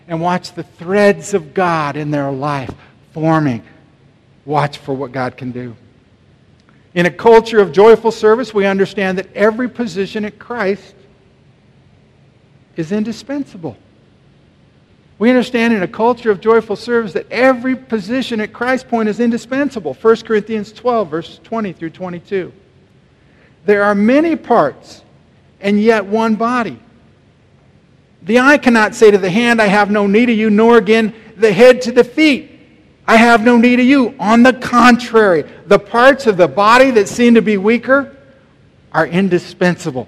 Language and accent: English; Omaha, Nebraska, United States; in South Omaha, where I grew up